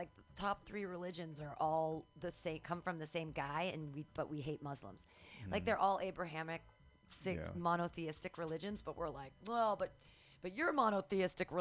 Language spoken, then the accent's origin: English; Danville, California, United States; Danville, which is here, Bay Area, really, really wealthy part of the Bay Area